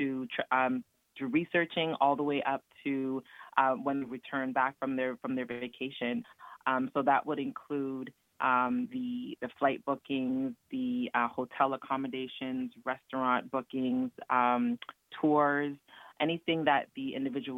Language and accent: English; Toronto, Ontario, Canada; I'm actually from Toronto, Canada, so part of the six